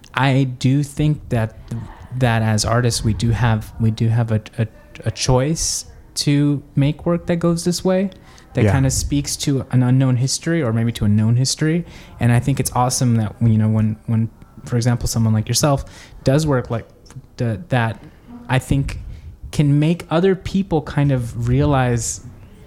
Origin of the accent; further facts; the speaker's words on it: El Salvador; moved away; I was actually born in El Salvador